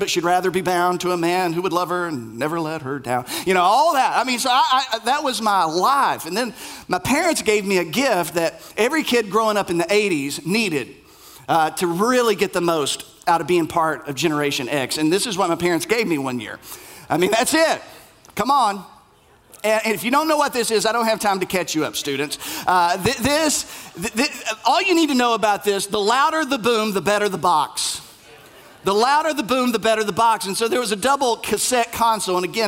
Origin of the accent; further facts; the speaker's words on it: Bell County, Kentucky, United States; moved away; I am from Bell County, KY